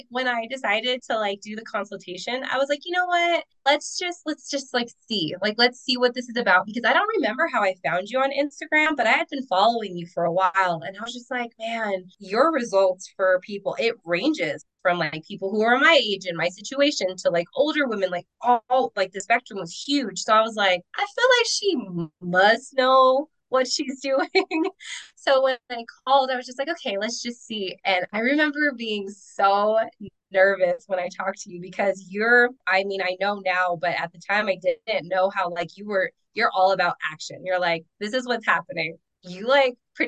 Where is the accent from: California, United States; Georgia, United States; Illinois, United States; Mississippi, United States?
California, United States; moved away as an adult; now in Wyoming, United States; I'm originally from California, but married military. So I move around a ton, have been overseas. We're currently in Wyoming.